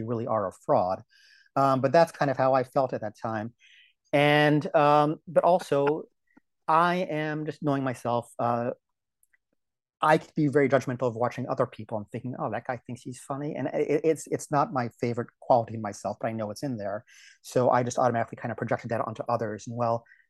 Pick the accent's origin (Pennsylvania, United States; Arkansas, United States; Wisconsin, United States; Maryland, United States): Maryland, United States; D.C.; born or raised there; moved away as an adult; also born or lived in Portland, Oregon